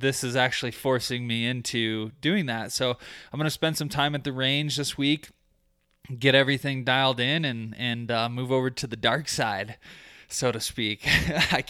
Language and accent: English; Michigan, United States; now in Colorado, United States; I grew up in Michigan.